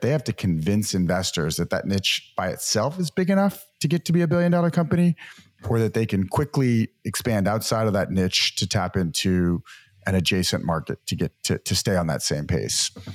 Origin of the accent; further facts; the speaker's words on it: New Orleans, Louisiana, United States; moved away as an adult; also born or lived in Massachusetts / San Francisco; Grew up in the great state of Louisiana and the wonderful city of New Orleans.